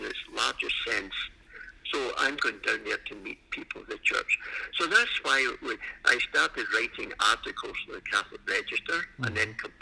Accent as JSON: {"language": "English", "town": "Glasgow", "region": "Scotland", "country": "United Kingdom", "tie": "born or raised there", "moved": "as an adult", "lives_now": "Canada", "said": "I was born in Scotland and in the city of Glasgow many years ago, we could say. And in 1971, I came to Canada. And I was at university in Glasgow"}